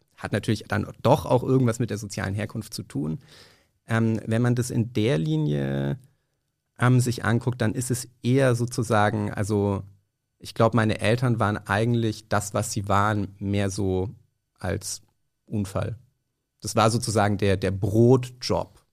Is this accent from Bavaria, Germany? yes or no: yes; Nuremberg, Bavaria, Germany; now in Berlin, Germany; ich komme aus Nürnberg ursprünglich